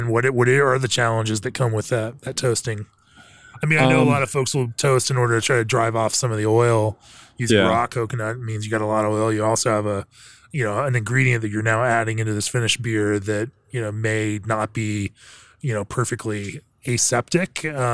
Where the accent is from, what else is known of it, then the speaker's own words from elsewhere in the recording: Winter Park, Florida, United States; You know what? I grew up in Winter Park, Orlando, Florida, and we had a Barney's coffee and tea.